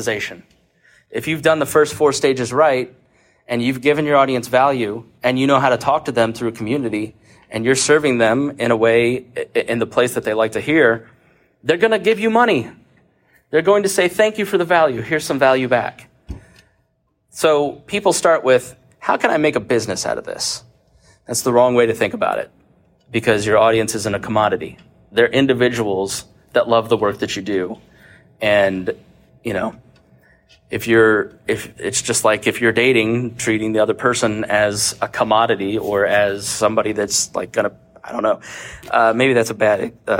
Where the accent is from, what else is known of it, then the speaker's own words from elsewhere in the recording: Plainfield, Indiana, United States; moved to Plainfield, Indiana, where I grew up